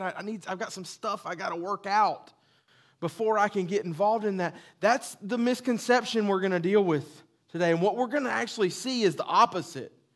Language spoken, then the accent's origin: English; the South, United States; accent: southern; That was my southern accent